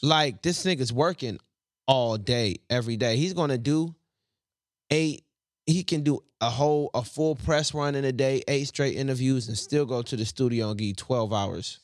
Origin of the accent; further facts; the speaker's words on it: the South, United States; I'm from the South